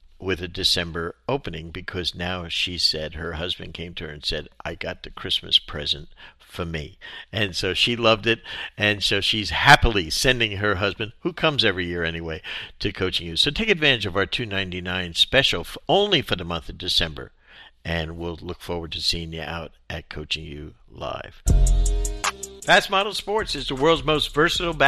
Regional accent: New Jersey, United States; now in Florida, United States; mine in Jersey

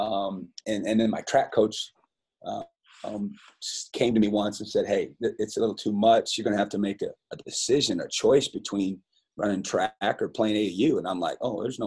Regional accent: Fairbank, Iowa, United States; moved away as an adult; now in Las Cruces, United States; I loved growing up in Fairbank, Iowa

